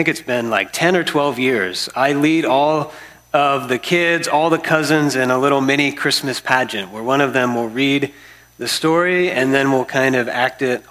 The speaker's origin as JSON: {"language": "English", "region": "Florida", "country": "United States", "tie": "born or raised there", "also_born_or_lived": "San Diego", "moved": "yes", "said": "I'm from Florida, and I'm kind of like part reptile growing up in Florida"}